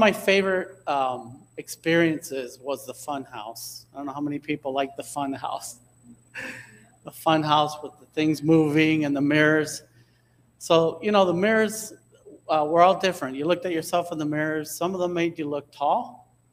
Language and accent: English; Hialeah, Florida, United States; I grew up in Hialeah